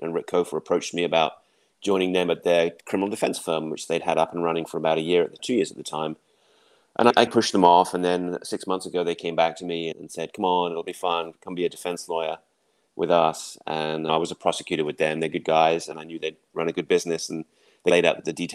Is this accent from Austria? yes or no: no; England, United Kingdom; moved away as an adult; also born or lived in North Carolina / Dallas, Texas; now in Austin, United States; originally I'm from England